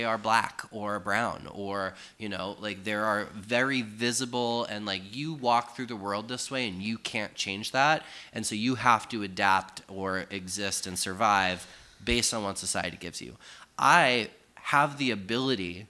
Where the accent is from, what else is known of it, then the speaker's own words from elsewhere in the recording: Sturbridge, Massachusetts, United States; I grew up in a middle upper class family in a suburban suburb of central Massachusetts